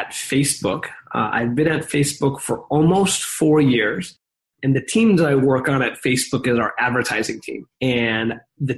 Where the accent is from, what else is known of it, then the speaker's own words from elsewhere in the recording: Chicago, Illinois, United States; now in San Francisco, United States; I grew up in the Midwest in Chicago, Illinois